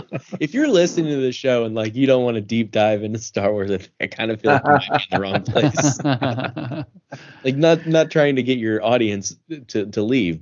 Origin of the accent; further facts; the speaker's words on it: United States; I'm from the Quad Cities. So it's like two cities in Illinois, two cities in Iowa, right in the Mississippi River.